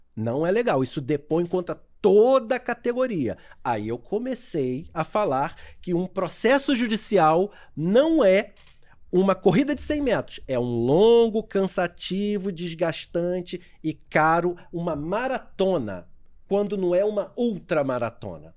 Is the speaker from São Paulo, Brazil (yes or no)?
no; São Gonçalo, Rio de Janeiro, Brazil; moved away as an adult; also born or lived in Niterói; eu nasci na cidade do Rio de Janeiro, na Tijuca mas sempre fui criado é, em Niterói e em São Gonçalo até os 24 anos.